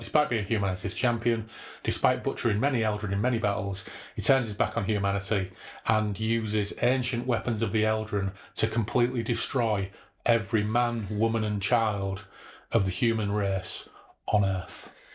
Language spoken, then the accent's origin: English; Hull, Yorkshire and the Humber, United Kingdom; I grew up in Hull.